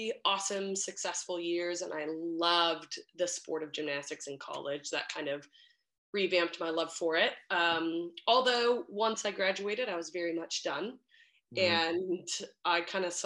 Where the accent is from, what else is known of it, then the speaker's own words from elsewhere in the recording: Park City, Utah, United States; moved away as an adult; also born or lived in Denver; I grew up in Park City, Utah